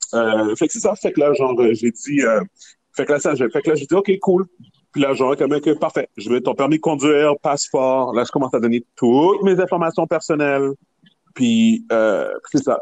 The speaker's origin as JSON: {"language": "French", "town": "Montreal", "region": "Quebec", "country": "Canada", "said": "je viens de Montréal"}